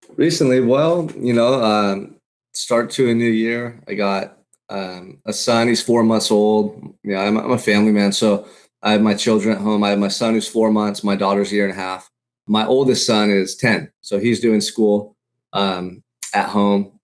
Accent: Santa Barbara, California, United States; Growing up in Santa Barbara, for me, has been, like, paradise

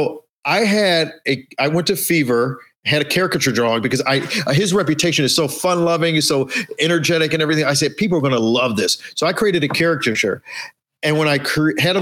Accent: Chicago, Illinois, United States; also born or lived in Costa Rica; I'm from Chicago

